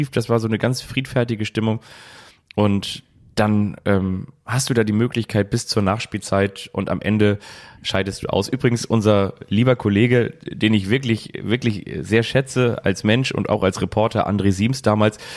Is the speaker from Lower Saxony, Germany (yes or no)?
no; Kiel, Schleswig-Holstein, Germany; fast ausverkauft, aber eine gigantische Atmosphäre als Kieler eigentlich das, wovon du immer so ein bisschen geträumt hast.